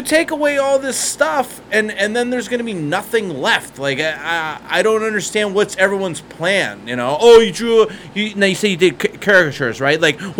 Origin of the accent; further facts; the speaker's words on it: Ohio, United States; now in Las Vegas, United States; I'm from Ohio